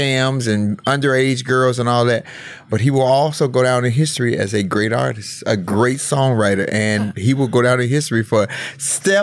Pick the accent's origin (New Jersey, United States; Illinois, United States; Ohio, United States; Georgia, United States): Illinois, United States; Chicago; my hometown of Chicago